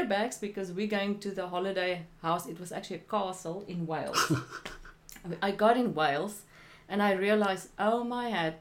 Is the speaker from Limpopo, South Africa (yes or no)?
no; Williston, Northern Cape, South Africa; moved away as an adult; also born or lived in Upington, South Africa / London, United Kingdom; now in United States; I moved back to my hometown, stayed with my parents.